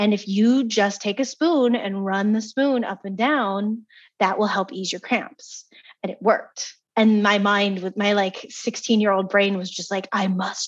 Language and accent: English; East Coast, United States; moved away; also born or lived in California; I was from the East Coast.